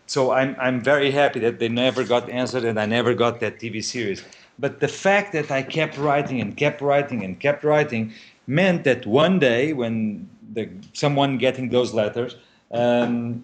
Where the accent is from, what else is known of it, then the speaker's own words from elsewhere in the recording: Portugal; a 3 hours drive from Lisbon to my home city